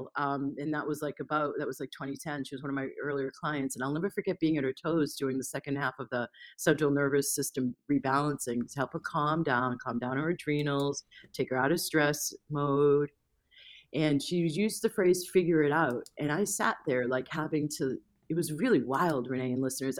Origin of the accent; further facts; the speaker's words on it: United States; moved away as an adult; also born or lived in Asia; I was still in my culture shock, hadn't yet completely landed as an American